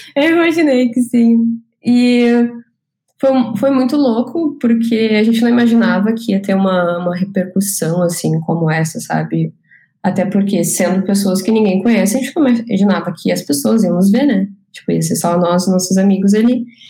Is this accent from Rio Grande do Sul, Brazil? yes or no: yes; Canela, Rio Grande do Sul, Brazil; now in Porto Alegre, Brazil; eu cresci em Canela, me mudei com sete anos para Canela